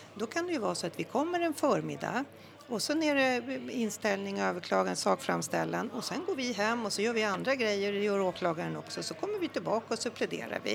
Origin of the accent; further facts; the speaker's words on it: Stockholm, Stockholm County, Sweden; jag är stockholmare sen eh, mm tusen år tillbaka